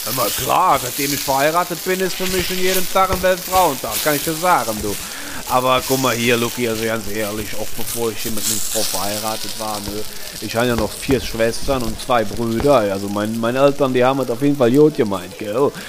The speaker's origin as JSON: {"language": "German", "region": "Eifel", "country": "Germany", "tie": "born or raised there", "said": "bin ich ja aufgewachsen in der Eifel"}